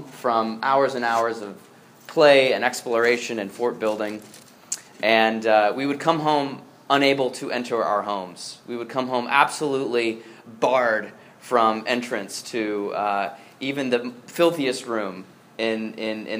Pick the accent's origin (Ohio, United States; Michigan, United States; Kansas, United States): Ohio, United States; Northeast; moved away; I grew up in Northeast Ohio